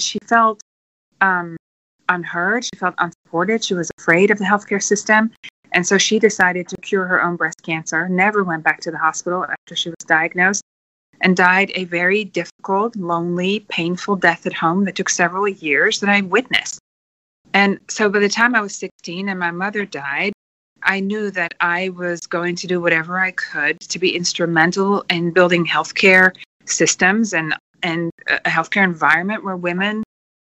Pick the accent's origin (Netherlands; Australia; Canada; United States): Netherlands; moved away; also born or lived in New Zealand; I'm originally from Holland